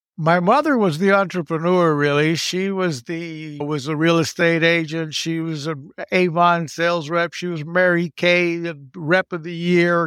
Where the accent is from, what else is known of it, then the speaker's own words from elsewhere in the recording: Puerto Rico; also born or lived in Texas; growing up in Puerto Rico, I went to American private schools